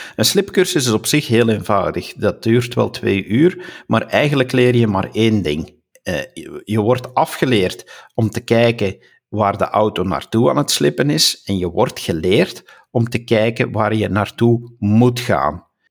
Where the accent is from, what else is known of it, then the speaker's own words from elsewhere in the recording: Flanders, Belgium; first language Dutch; als Vlaming